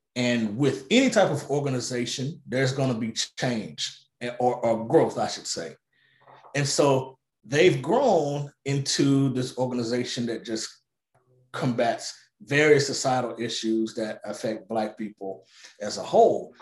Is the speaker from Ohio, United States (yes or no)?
no; Arkansas, United States; Little Rock, Arkansas, my home state